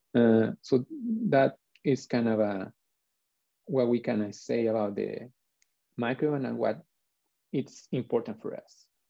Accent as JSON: {"language": "English", "country": "Chile", "said": "I'm from Chile"}